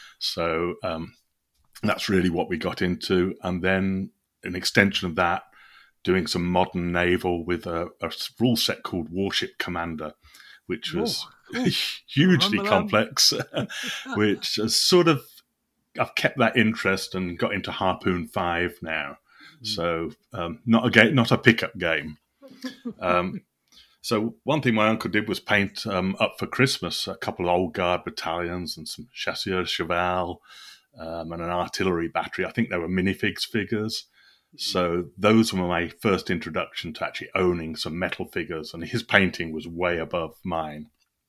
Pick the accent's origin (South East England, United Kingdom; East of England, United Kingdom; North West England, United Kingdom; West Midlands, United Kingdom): West Midlands, United Kingdom; Birmingham; I grew up in Birmingham, England, near a place called Solihull.